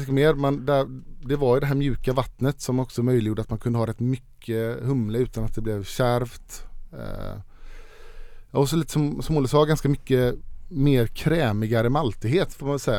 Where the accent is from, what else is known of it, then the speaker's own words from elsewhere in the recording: Sweden; hemma i Sverige